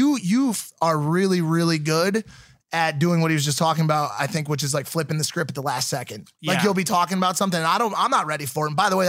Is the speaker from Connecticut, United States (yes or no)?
yes; Connecticut, United States; So I'm from Connecticut.